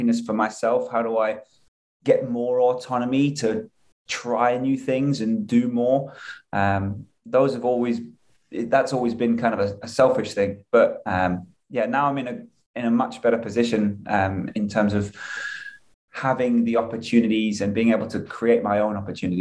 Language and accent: English; England, United Kingdom; moved away as an adult; now in United States; I moved from England at 23